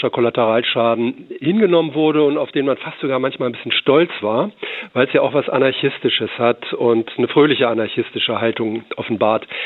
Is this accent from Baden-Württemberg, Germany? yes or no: no; Berlin, Germany; Also wenn wir in Berlin sowas hören, sagen wir natürlich, ist alles Quatsch.